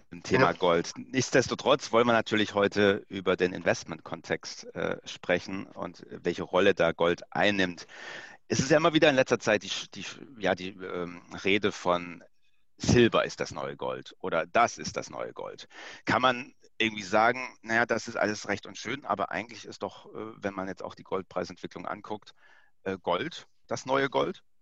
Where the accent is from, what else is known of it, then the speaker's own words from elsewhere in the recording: Pforzheim, Baden-Württemberg, Germany; Ich stamme aus der Goldstadt Pforzheim, wo immer noch 75 Prozent der deutschen Goldverarbeitung stattfindet. Deshalb wurde mir quasi das Goldkettchen äh, in die Wiege gelegt.